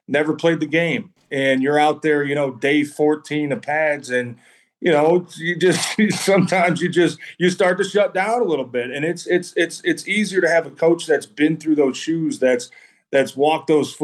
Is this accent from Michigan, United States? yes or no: yes; Detroit, Michigan, United States; I grew up here in Detroit, and I got to finish my career here in Detroit